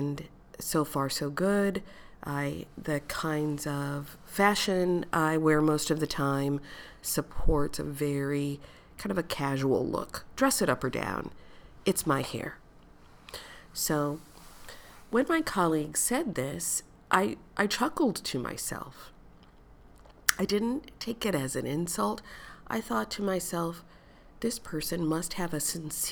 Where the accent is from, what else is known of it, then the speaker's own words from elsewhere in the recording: United States; Growing up in the United States, growing up in a red state, in a city that is racially, ethnically diverse, and very segregated